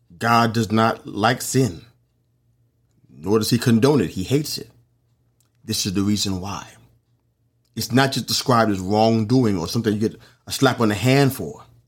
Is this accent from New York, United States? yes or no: yes; New York City, New York, United States; it happened in my hometown